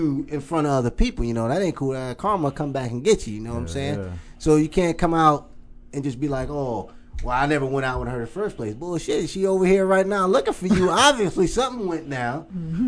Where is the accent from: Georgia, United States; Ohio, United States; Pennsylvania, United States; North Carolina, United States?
Ohio, United States; Cleveland; I'm from Cleveland, Ohio